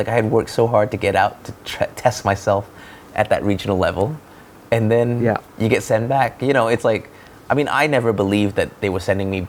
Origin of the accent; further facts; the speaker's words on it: Malaysia; I come from Malaysia, right? With the land of the cheap.